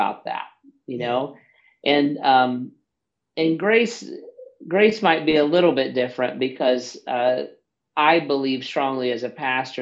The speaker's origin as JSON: {"language": "English", "region": "Southern Ohio", "country": "United States", "tie": "born or raised there", "said": "I grew up in Southern Ohio"}